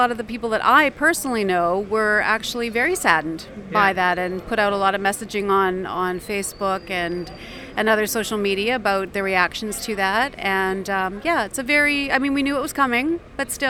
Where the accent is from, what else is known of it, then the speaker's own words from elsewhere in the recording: Canada; Well, we're from Canada, and we were in Bath when we learned of her passing, and we were very sad.